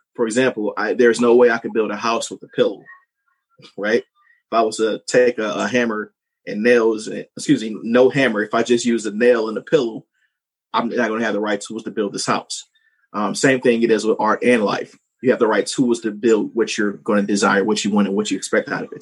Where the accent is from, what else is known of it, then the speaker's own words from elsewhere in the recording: St. Louis, Missouri, United States; growing up, I'm from St. Louis, Missouri